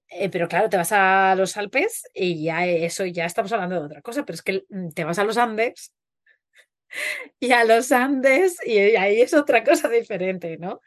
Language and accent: Spanish; Huesca, Aragon, Spain; soy de Huesca